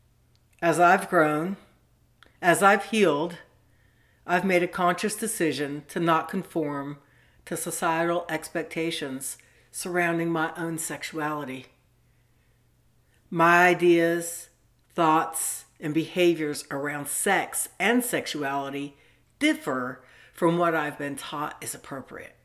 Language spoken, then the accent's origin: English; Southern California, United States; I grew up in Southern California in the 70s at the beach